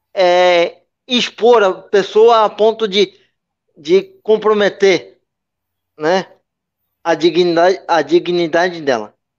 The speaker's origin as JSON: {"language": "Portuguese", "town": "Santos", "region": "São Paulo", "country": "Brazil", "tie": "born or raised there", "said": "Apesar de ter nascido em, em Santos, sou natural da, de Santos"}